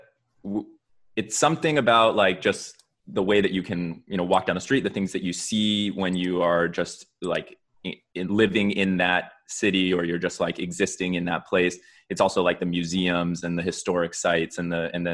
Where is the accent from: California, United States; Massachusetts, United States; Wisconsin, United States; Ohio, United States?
California, United States; San Diego; now in Miami, United States; Brendan and I are actually originally from San Diego, California. Mm. So we grew up in the West.